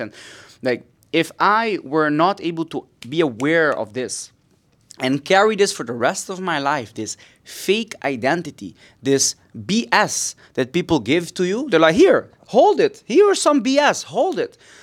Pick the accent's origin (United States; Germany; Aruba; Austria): Aruba; moved away as an adult; also born or lived in Netherlands; now in Barcelona, Spain; I am originally from Aruba, it's tiny, uh, tiny, beautiful island in the Caribbean. This is where I, I grew